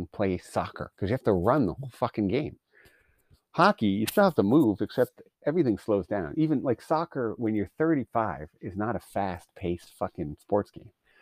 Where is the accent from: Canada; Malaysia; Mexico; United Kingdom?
Canada; as a Canadian